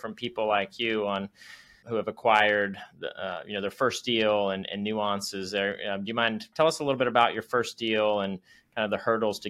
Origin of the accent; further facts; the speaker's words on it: Roanoke, Virginia, United States; moved away; Fun fact, I used to live in Roanoke. Actually, I was born in Roanoke.